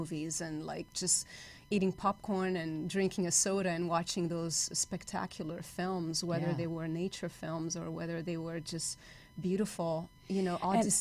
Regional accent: Rio de Janeiro, Brazil; moved away as an adult; also born or lived in Miami, United States; now in United States; I was born and raised in Rio

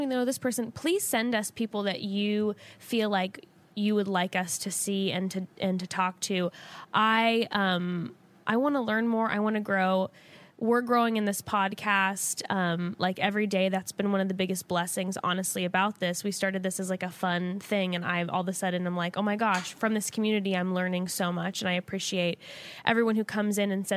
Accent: Orange County, California, United States; I growing up in Orange County

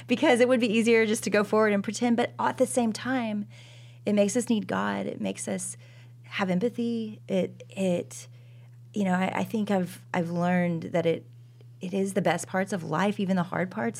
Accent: Dallas, Texas, United States; I am from Dallas, Texas

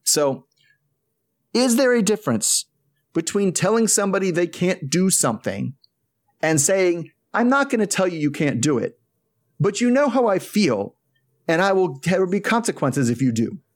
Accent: United States; as an American Catholic

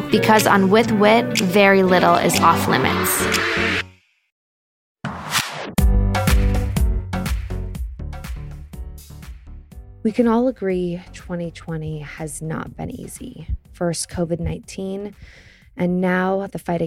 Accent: Los Angeles, California, United States; also born or lived in New York; I grew up in Los Angeles and then I lived in New York for a little while and then moved back to Los Angeles

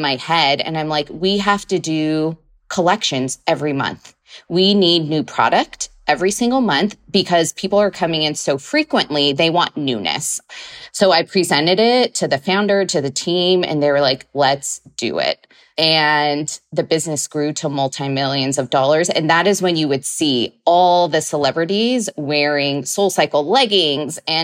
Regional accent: Central Valley, California, United States; moved away as an adult; also born or lived in Long Beach, United States / London, United Kingdom / New York, United States; go back either to California, to my hometown

